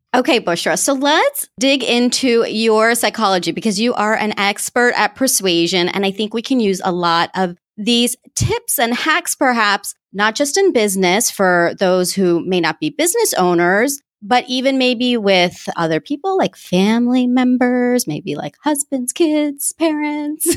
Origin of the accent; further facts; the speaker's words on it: United States; accent: American; my American accent